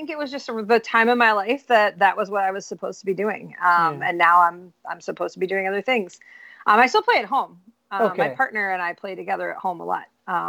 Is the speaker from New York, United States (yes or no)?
yes; New York, United States; I'm originally from Central New York. I've lived in 8 states.